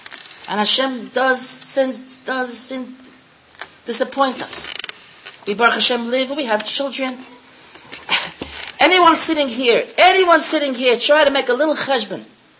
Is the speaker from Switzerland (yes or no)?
yes; Switzerland; English is a second language; moved away; And I came from Switzerland. I didn't know the language. And I decided it's too much for me. I'm going back home.